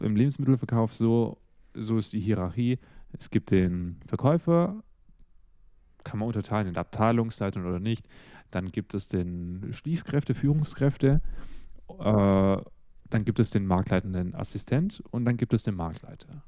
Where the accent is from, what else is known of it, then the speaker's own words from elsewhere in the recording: Russia; now in Germany; Ich bin ja ursprünglich in Russland geboren